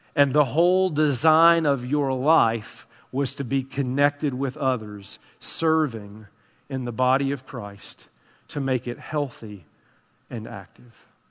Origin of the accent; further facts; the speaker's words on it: Tennessee, United States; I'm from Tennessee.